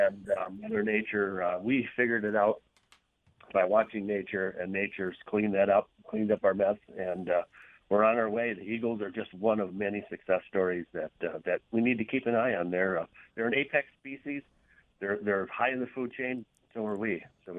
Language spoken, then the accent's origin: English; Prairie du Sac, Wisconsin, United States; I grew up on the Wisconsin River up here in Pertisac